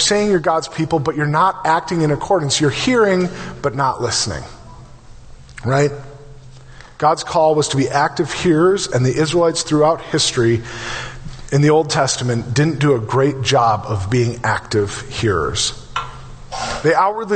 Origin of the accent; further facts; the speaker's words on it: Brainerd, Minnesota, United States; I grew up in Brainerd.